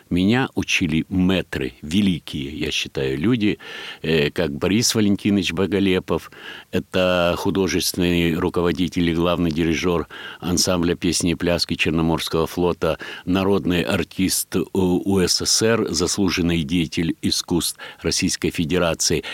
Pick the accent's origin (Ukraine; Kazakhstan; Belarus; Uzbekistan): Ukraine; Kamianske, Dnipropetrovsk Oblast; moved away; я родился в Днепродзержинске